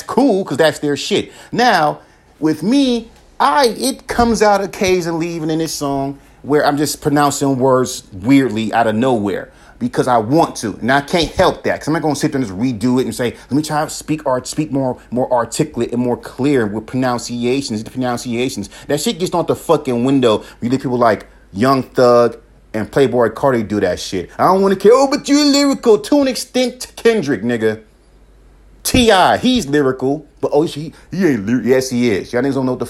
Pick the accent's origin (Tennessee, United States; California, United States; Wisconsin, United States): California, United States; also born or lived in Mississippi; I'm from California, right? I grew up in California.